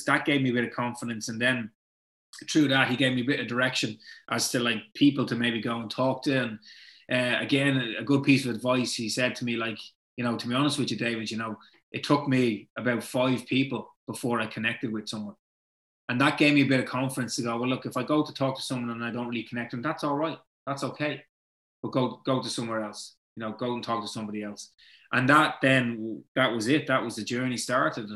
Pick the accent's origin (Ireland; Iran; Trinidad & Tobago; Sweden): Ireland; Dublin, Leinster; we're both from Ballantyre. We both went to St. Benilda's.